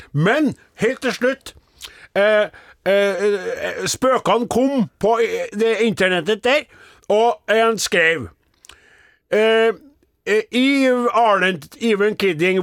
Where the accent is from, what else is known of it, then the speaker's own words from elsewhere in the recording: Namdalen, Trøndelag, Norway; moved away; mens jeg var hjemme i Namdalens land